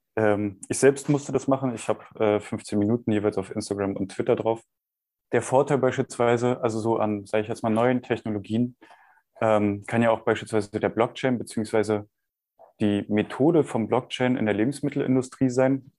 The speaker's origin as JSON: {"language": "German", "country": "Germany", "said": "bei uns in Deutschland"}